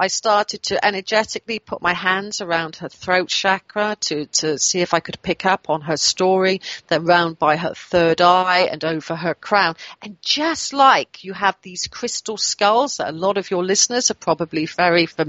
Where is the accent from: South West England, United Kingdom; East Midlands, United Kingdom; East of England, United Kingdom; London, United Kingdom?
South West England, United Kingdom; near Swindon; in Swindon, which is near my hometown